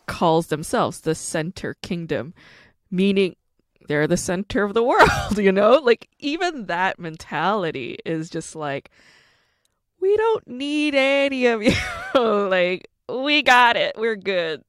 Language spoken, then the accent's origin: English; South Korea; now in United States; I'm Korean American, but I was born in Korea. So I'm also an immigrant.